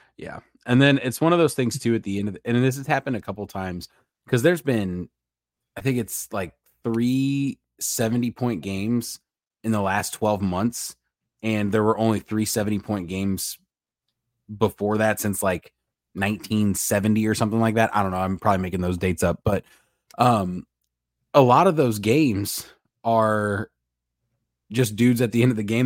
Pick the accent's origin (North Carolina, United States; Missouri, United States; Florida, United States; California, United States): Missouri, United States; St. Louis; we're from St. Louis